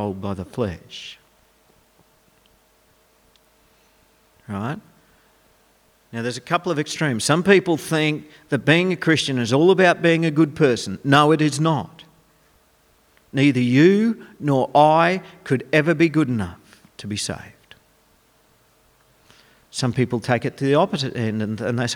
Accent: Goondiwindi, Queensland, Australia; also born or lived in Dalby; When I grew up in Gundawindi

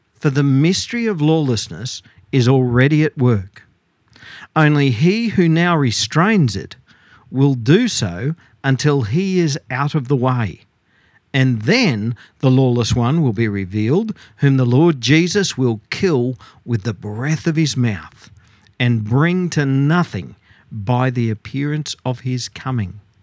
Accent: Queensland, Australia; being a Queenslander

